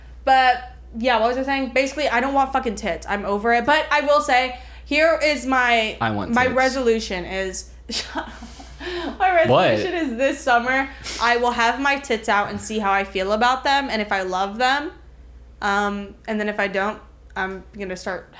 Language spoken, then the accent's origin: English; Miami, Florida, United States; growing up in Miami